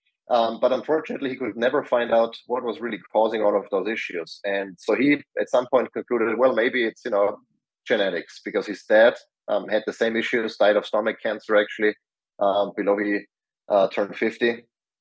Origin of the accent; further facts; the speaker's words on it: Austria; moved away as an adult; I grew up in Austria, spent there most of my life